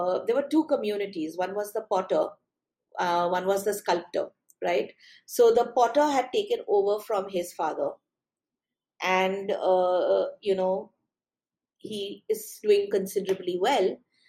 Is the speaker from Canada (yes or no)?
no; Pune, Maharashtra, India; I used to visit Mumbai. I used to live in Pune. I've been born and raised in Pune. And I used to visit Bombay once a year or so to meet my aunt.